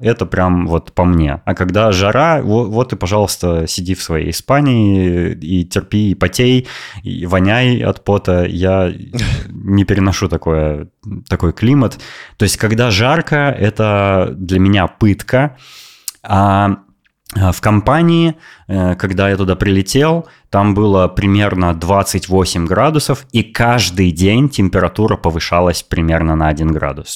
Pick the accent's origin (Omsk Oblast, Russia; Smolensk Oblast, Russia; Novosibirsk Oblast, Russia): Novosibirsk Oblast, Russia; Novosibirsk; moved away as an adult; now in Netherlands; я из России, из Новосибирска